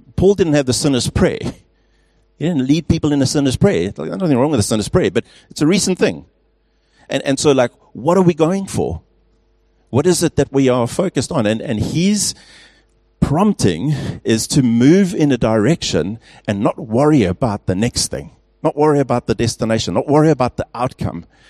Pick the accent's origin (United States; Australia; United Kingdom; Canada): United Kingdom; England; also born or lived in Pretoria, South Africa; now in Stellenbosch, South Africa; as an Englishman